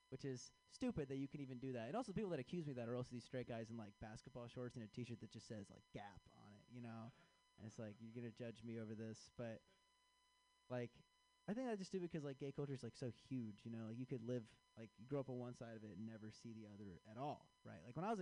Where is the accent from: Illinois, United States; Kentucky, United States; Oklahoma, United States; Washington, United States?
Illinois, United States; Chicago; I am from Chicago